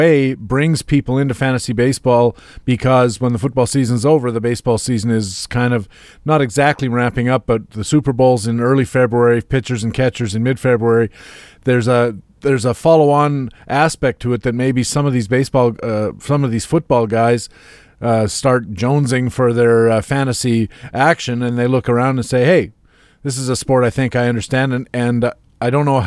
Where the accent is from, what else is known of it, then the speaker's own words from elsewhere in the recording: Canada; being Canadian